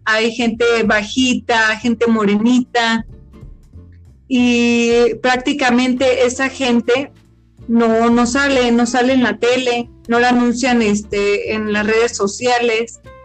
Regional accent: Mexico; los mexicanos somos indios

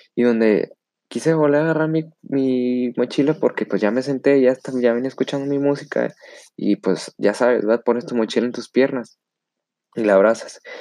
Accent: Monterrey, Nuevo León, Mexico; soy de Monterrey, Nuevo León

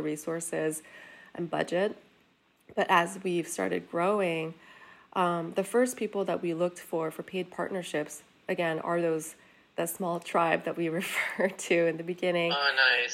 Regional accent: South Korea; moved away; we were born and raised in Korea

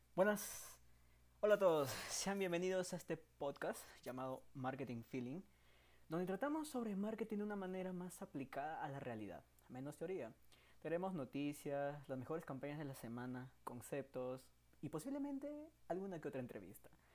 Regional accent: Peru; soy peruano

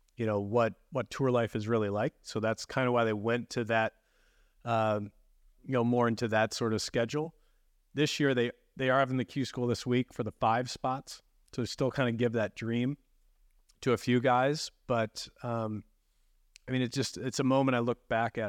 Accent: Chicago, Illinois, United States; moved away as an adult; as a kid growing up in the Chicagoland area

